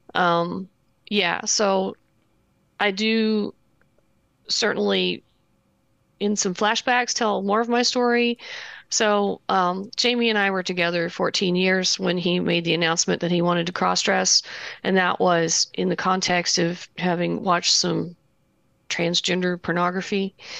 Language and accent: English; Southern Indiana and Kentucky, United States; accent: Kentucky; moved away; Southern Indiana and, uh, Kentucky